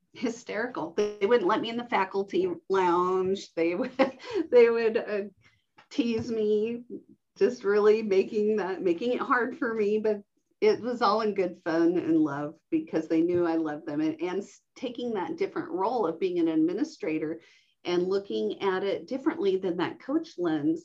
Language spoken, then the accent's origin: English; Reno, Nevada, United States; we settled in the Reno Sparks area. And I grew up in Washoe County, going to um, elementary, middle, and high school